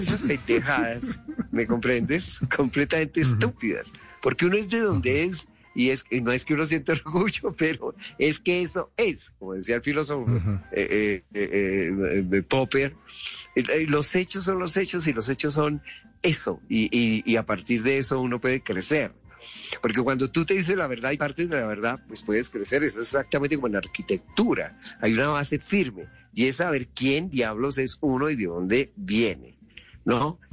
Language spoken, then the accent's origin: Spanish; Bogotá, Bogotá Capital District, Colombia; yo nací en Kennedy, yo nací en Kennedy, tú sabes que caen es un barrio popular